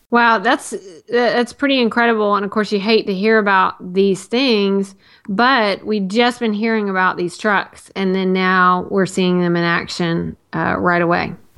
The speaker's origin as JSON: {"language": "English", "region": "Tennessee", "country": "United States", "tie": "born or raised there", "said": "growing up in Tennessee"}